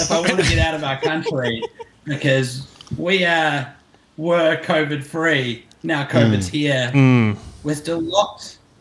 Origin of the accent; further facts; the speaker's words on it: Auckland, New Zealand; also born or lived in Central Coast, New South Wales, Australia; I was born here in Auckland